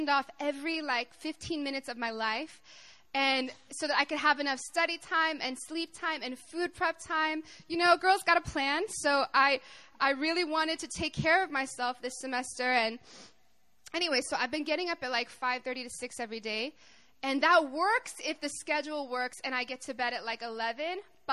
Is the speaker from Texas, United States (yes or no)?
no; Arkansas, United States; I'm from Arkansas. I'm a country girl